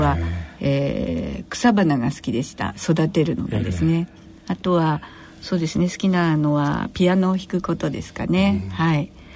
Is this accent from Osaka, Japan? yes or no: no; Tokyo, Japan; also born or lived in Kobe / Chiba Prefecture; 出身は私は東京生まれですけれども